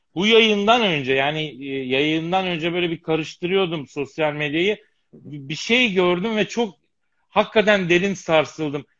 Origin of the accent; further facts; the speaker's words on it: Eskişehir, Turkey; moved away; also born or lived in Elazığ; Eskişehir'de büyüdüm, Elazığ'da doğdum.